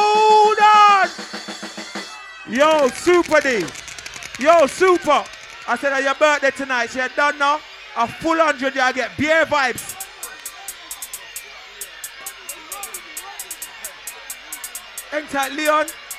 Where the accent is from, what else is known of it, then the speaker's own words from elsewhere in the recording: London, United Kingdom; I'm in my hometown, Archway